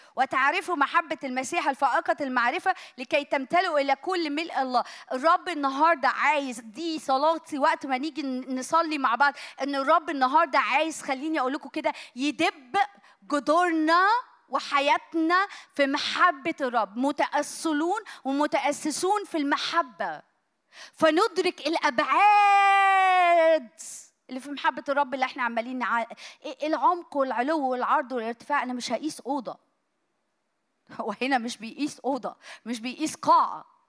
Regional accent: Egypt; عندنا في مصر

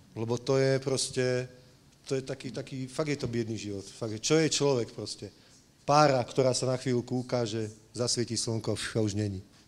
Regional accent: Slovakia; now in Prague, Czech Republic

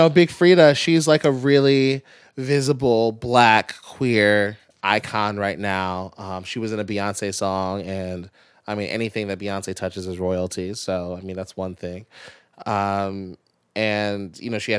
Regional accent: Pikesville, Maryland, United States; I'm from Pikesville

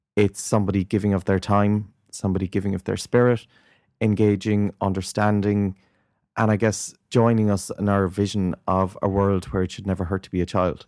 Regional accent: Ireland; I grew up in Ireland in the nineteen eighties

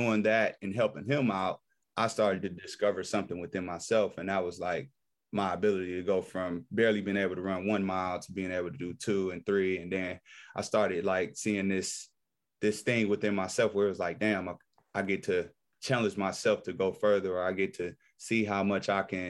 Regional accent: Detroit, Michigan, United States; also born or lived in Nashville, Tennessee; born and raised in Detroit, from the west side of Detroit

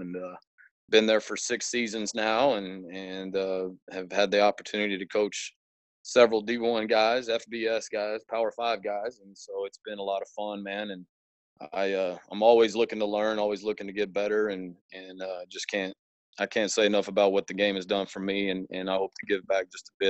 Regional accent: South Plains, Texas Panhandle, United States; I grew up in Texas in a small town out in the Panhandle, South Plains, and football was always a part of life. I was born in the late 70s

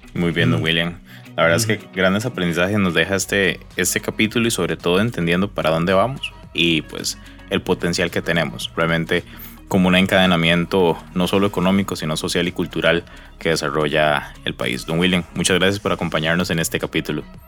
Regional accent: Costa Rica; como locales, como costarricenses

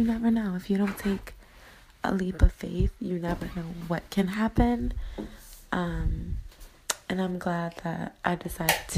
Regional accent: New York, United States; moved away as an adult; now in Los Angeles, United States; I am born and raised in New York, which I love, proud to be from there. But now I am currently living in Los Angeles, California

